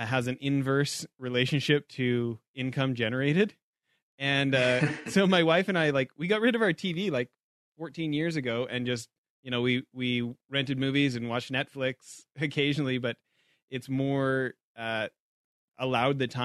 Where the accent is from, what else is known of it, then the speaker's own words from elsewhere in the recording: Canada; moved away; back home in Canada